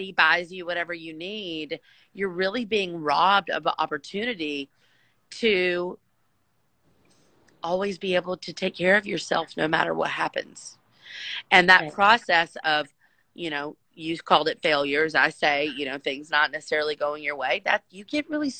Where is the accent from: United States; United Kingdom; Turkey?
United States; being an American entrepreneur with that blood running through my veins